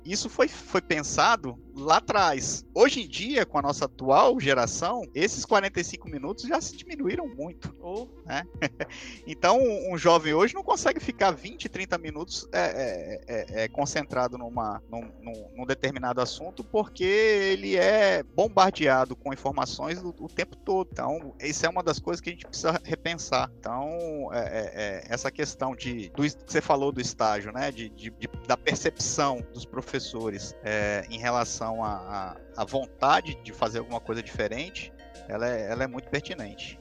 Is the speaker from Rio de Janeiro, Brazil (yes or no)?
no; Pará, Brazil; also born or lived in Minas Gerais / São Paulo; Eu sou mineiro de, de, de nascimento, vim para o Pará muito novinho.